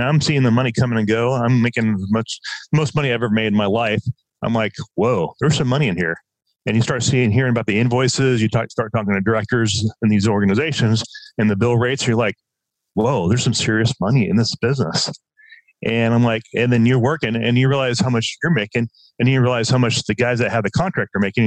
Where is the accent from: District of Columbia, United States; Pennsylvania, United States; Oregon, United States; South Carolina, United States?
Oregon, United States; Southern; moved away as an adult; also born or lived in Los Angeles, United States; now in Southern California, United States; I, I grew up in Southern Oregon.